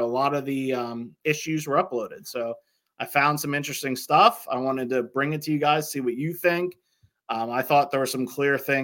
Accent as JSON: {"language": "English", "town": "Muhlenberg", "region": "Pennsylvania", "country": "United States", "tie": "born or raised there", "said": "I was 8 or 9, you know, and I'm from Muhlenberg"}